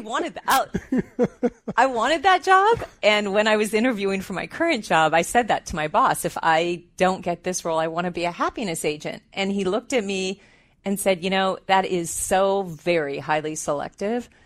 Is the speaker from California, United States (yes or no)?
yes; Southern California, United States; moved away as an adult; now in Bay Area, United States; I'm actually from Southern California